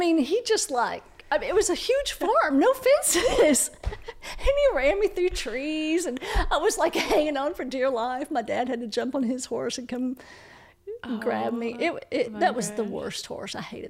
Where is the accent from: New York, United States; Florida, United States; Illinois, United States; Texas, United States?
Texas, United States; Way the for Texas.